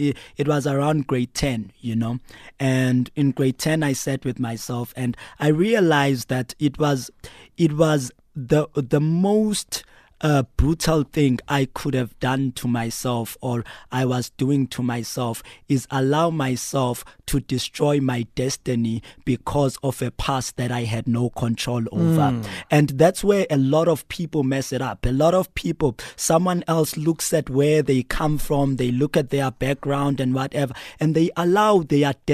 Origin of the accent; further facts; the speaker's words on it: Mount Frere, Eastern Cape, South Africa; moved away; also born or lived in Pietermaritzburg; When I was born there, I grew up with my grandmother and my mother